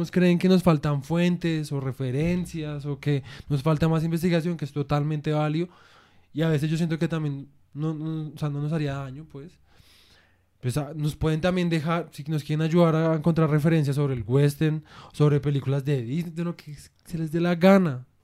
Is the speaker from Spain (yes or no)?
no; Colombia